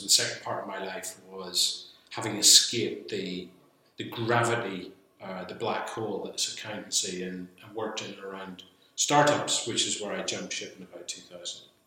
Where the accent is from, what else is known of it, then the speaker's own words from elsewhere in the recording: Belfast, Northern Ireland, United Kingdom; moved away as an adult; also born or lived in Bristol; I born and brought up in Belfast.